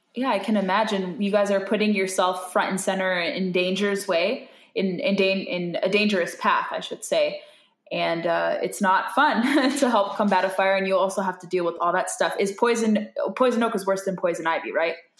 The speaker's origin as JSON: {"language": "English", "region": "California", "country": "United States", "said": "I'm from California"}